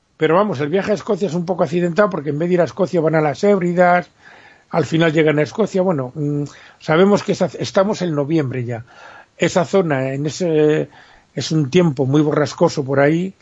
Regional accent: Spain; Como decimos en España

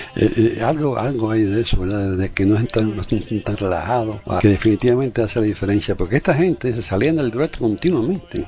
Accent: Cuba; yo no soy gallego, yo nací en Cuba

